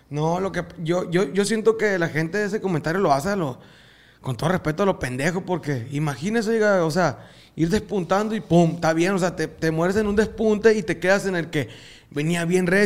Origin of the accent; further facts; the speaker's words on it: Hornos, Sonora, Mexico; del mismo pueblo de donde soy yo. ¿Cómo se llama el pueblo, Hornos, Hornos Sonora. De ahí.